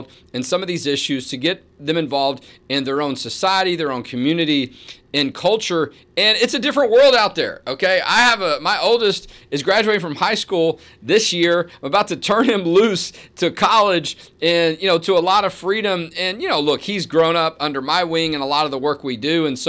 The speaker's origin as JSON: {"language": "English", "region": "Texas", "country": "United States", "tie": "born or raised there", "said": "living in Texas, growing up in Texas, the standards are high, right?"}